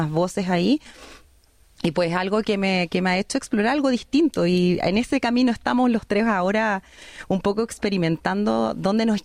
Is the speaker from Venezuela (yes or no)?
no; Chile; soy una artista chilena, pero que vive en, en un país de habla inglesa